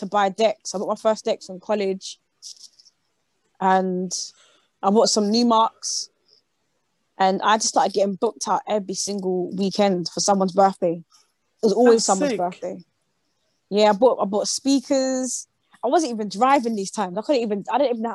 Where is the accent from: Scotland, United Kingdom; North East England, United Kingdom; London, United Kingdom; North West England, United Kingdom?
London, United Kingdom; I'm from London.